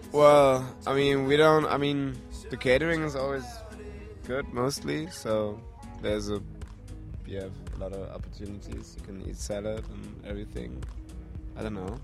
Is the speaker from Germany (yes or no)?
yes; Germany; English is a second language; also born or lived in Kassel; We are from Germany. Uh, we're, I don't know, we're both 22 years old. We live in Kassel, a small town in the middle of Germany